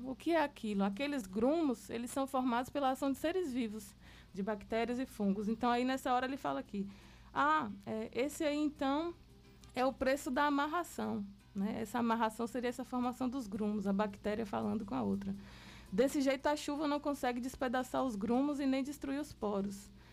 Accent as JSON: {"language": "Portuguese", "town": "Itapetinga", "region": "Bahia", "country": "Brazil", "tie": "born or raised there", "said": "Minha família, que eu sou aqui de Tapetinga. Então, cada rua ali do Primavera tem um parente meu."}